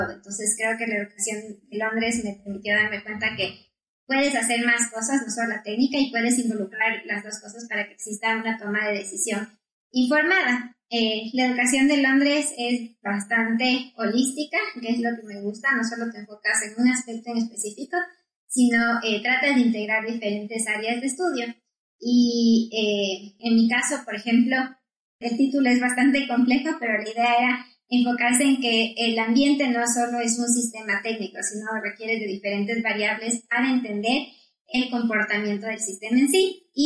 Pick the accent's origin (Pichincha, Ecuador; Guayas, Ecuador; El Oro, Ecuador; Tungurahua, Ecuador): Pichincha, Ecuador; Quito; also born or lived in London, United Kingdom; en Ecuador, soy de Quito